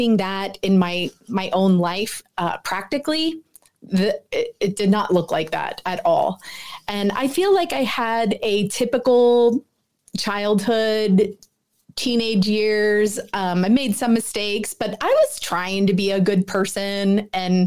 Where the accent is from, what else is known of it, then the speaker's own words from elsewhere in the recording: Philadelphia, Pennsylvania, United States; I was born and raised in Philadelphia.